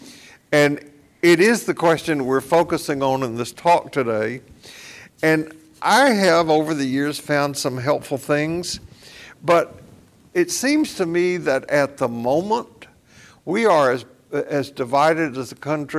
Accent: Columbia, Tennessee, United States; also born or lived in Portland, Tennessee; As a family, we moved during the war from Portland, Tennessee to Columbia

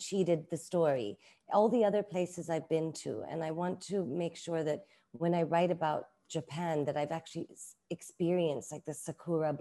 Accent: Hong Kong; also born or lived in London, United Kingdom; now in Bangkok, Thailand; I grew up in Hong Kong. I grew up with very stringent Asian aunties who raised me as well

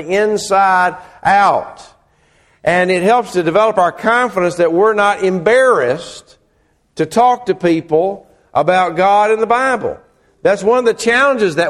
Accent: Murfreesboro, Tennessee, United States; I grew up in Murfreesboro, Tennessee

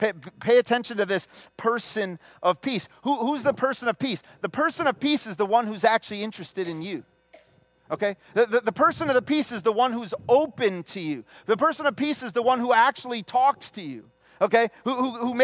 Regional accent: the Chicago area, Illinois, United States; from the Chicago area.

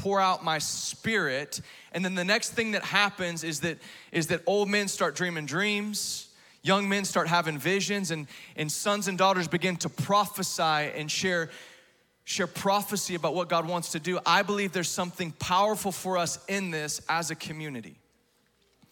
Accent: Texas, United States; I grew up in Texas

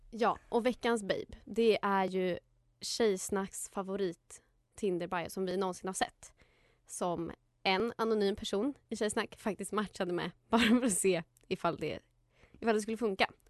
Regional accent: Hudiksvall, Gävleborg County, Sweden; men eftersom vi är från Hudik så är det okej.

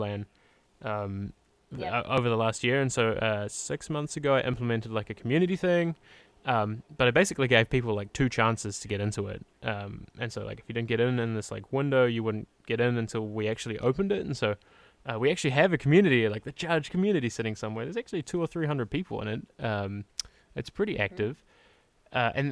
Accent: New Zealand; I'm from New Zealand, and so like our P's are very like, puh

